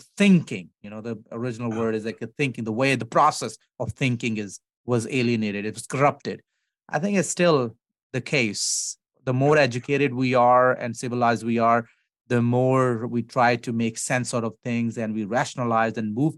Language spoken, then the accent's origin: English; Pakistan; now in United States; I'm an American pastor first before I'm a Pakistani